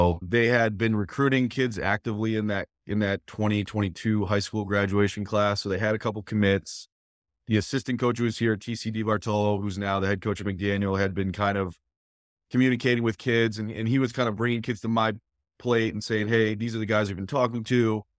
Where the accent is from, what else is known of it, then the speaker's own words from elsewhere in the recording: New England, United States; moved away as an adult; also born or lived in State College; now in Gettysburg, United States; I grew up in New England.